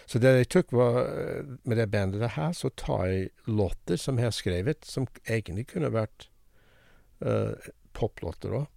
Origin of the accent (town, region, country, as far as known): United States; Norwegian is a second language; moved away as an adult; also born or lived in Haugesund, Norway; now in Norway